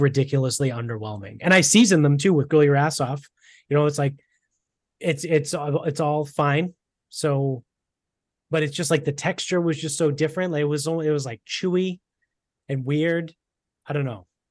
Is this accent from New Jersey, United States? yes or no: no; Medford, Massachusetts, United States; we grew up in Medford